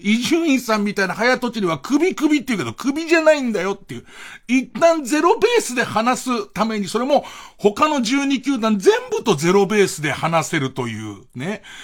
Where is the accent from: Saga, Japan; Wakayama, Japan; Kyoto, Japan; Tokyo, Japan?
Tokyo, Japan; 行ってた高校が東京都立足立新田高校